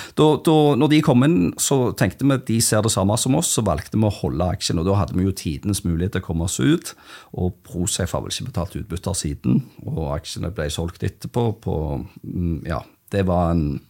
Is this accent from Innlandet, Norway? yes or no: no; Stavanger, Rogaland, Norway; Jeg er fra Stavanger